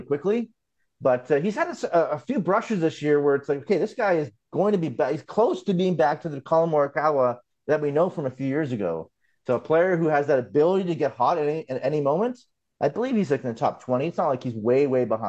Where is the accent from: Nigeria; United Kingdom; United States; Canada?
Canada; as a Canadian